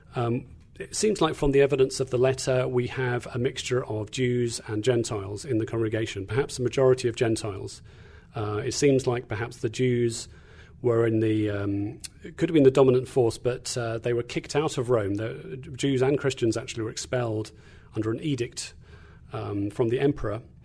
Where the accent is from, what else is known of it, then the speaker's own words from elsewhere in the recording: England, United Kingdom; moved away as an adult; also born or lived in Tanzania / Kentucky; now in Indiana, United States; I'm from England, not Australia, as sometimes people like to think. Uh, so grew up in, uh, in England